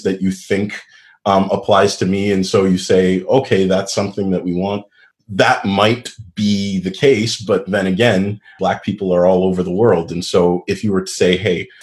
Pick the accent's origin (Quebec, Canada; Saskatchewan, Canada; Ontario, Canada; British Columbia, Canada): Quebec, Canada; Montreal; I grew up in a Anglophone area of Montreal that was mostly a suburb